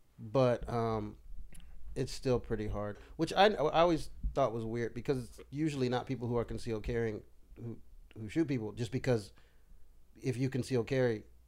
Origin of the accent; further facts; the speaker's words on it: the South, United States; Look, dude, I'm from the South. I love guns.